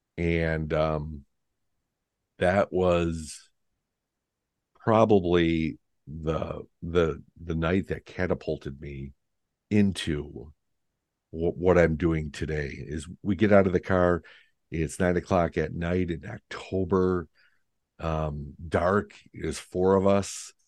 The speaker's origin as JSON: {"language": "English", "town": "Lindenhurst", "region": "Illinois", "country": "United States", "tie": "born or raised there", "moved": "yes", "lives_now": "Wisconsin, United States", "said": "my hometown in Lindenhurst, Illinois"}